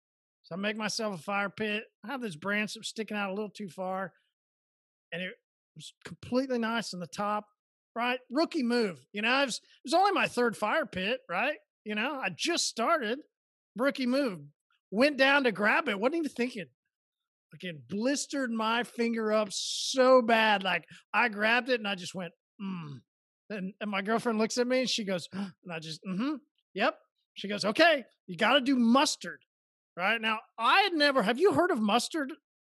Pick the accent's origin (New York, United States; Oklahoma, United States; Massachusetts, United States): Oklahoma, United States; I'm from Oklahoma. See, we hear that they do.